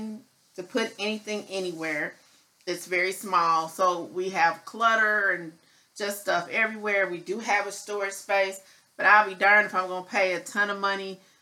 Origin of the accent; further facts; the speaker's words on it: Midwest, United States; now in Dallas, United States; I am not a Texas native, so I grew up in the Midwest